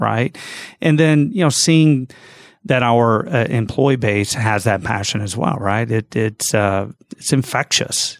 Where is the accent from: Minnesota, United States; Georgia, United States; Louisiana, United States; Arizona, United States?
Georgia, United States; Gainesville; moved away as an adult; now in Jacksonville, United States; Yes, I grew up in Gainesville, a little bit north of here